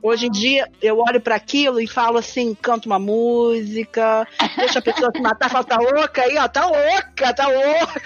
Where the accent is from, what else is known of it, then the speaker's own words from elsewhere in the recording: Argentina; now in Brazil; eu sou argentina